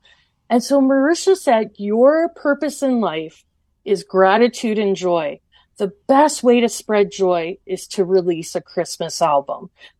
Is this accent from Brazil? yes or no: no; Portage la Prairie, Manitoba, Canada; now in Dauphin, Canada; I grew up in Portage La Prairie